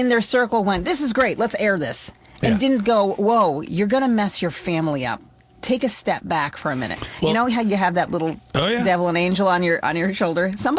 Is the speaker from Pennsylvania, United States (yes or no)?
no; Costigan, Maine, United States; I grew up in Costigan for a little while